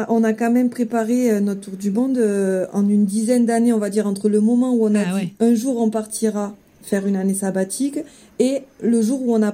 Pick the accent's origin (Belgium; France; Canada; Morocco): France; Sète, Occitania; moved away as an adult; now in Tahiti, French Polynesia; je suis originaire du sud de la France, donc euh, précisément de Sète dans l'Hérault. Mhm. J'ai 36 ans maintenant.